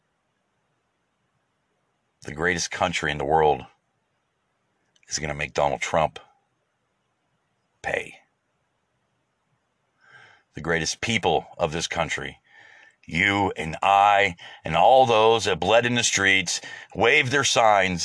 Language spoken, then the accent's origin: English; United States; as an American